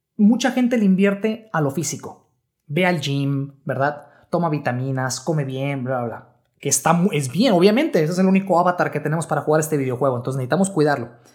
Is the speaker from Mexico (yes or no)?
yes; Mexico; México, que es mi país natal